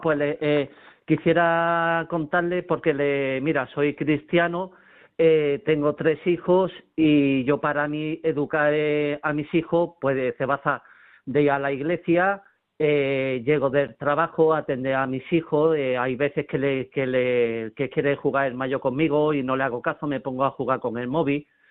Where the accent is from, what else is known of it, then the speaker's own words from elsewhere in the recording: Málaga, Andalusia, Spain; Soy eh, de Málaga